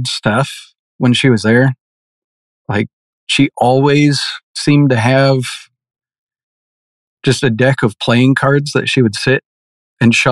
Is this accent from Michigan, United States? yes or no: yes; Michigan, United States; growing up in Michigan, as a kid, I was a big Michigan Wolverines fan.